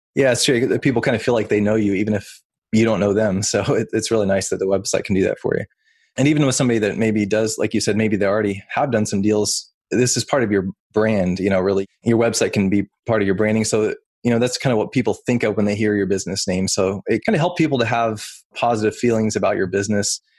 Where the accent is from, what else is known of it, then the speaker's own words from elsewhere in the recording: Oklahoma, United States; moved away as an adult; now in Salem, Virginia, United States; Originally, I'm from Oklahoma, something that probably most people wouldn't guess about me since I deal with websites for a living is I actually grew up on a cattle ranch.